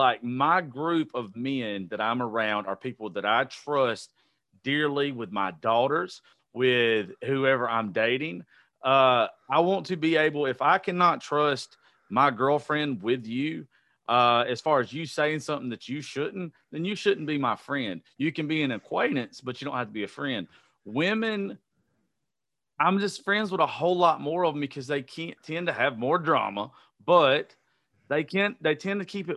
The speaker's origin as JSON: {"language": "English", "region": "the South", "country": "United States", "tie": "born or raised there", "said": "I'm a very unique person to be born and raised in the South"}